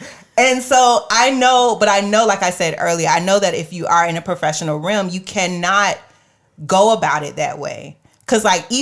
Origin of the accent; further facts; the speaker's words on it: Jacksonville, Florida, United States; I was from Jacksonville, Florida